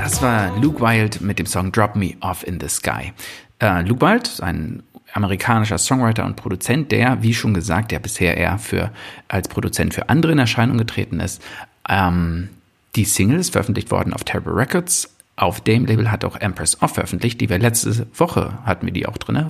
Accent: Brandenburg, Germany; als Brandenburger

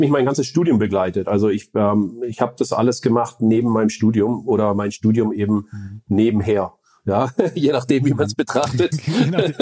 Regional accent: Stuttgart region, Baden-Württemberg, Germany; moved away as an adult; also born or lived in Böblingen / Sindelfingen / California, United States; now in Heilbronn, Germany; ich bin ursprünglich aus dem Vorort von Stuttgart, würde ich sagen, äh, in Böbling geboren, äh, Sindelfingen Kindergarten und dann noch ein bisschen weiter aufs Land rausgezogen, um dort die Schule zu verbringen

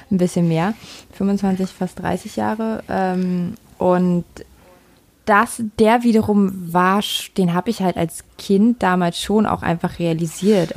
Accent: Berlin, Germany; also ich bin ja in Berlin groß geworden. Ich komme aus Ostberlin, ich komme also aus der ehemaligen DDR.

